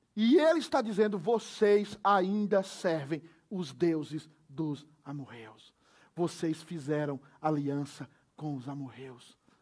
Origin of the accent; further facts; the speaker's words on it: Brazil; moved away; Eu venho do Brasil